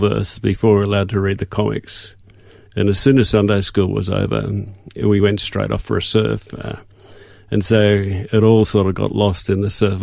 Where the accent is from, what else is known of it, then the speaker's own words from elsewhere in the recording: Sydney, New South Wales, Australia; also born or lived in Dubbo; I was born in Dubbo, and then during the war when my father was fighting in PNG, my mother moved down to be closer to when he came back to Australia. So she moved down to Sydney, and that's where we stayed